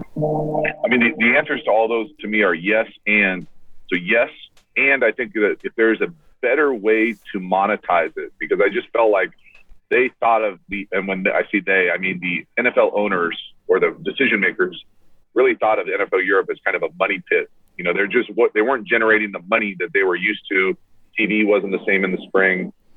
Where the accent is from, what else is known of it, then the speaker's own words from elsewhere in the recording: United States; me as an American fan